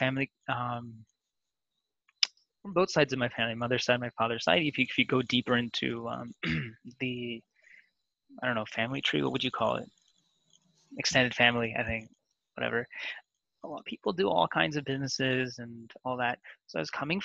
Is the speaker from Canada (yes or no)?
yes; Kitchener, Ontario, Canada; also born or lived in India / Toronto; I grew up in a city called Kitchener, which is it's called Kitchener-Waterloo